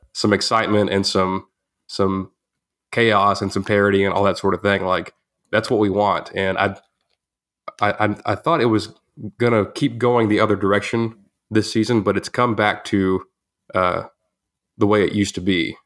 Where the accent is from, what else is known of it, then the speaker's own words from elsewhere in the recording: Groesbeck, Texas, United States; moved away; I was back in my hometown for my, uh, uh, ten-year reunion. Shouts to the Grosbeck Goats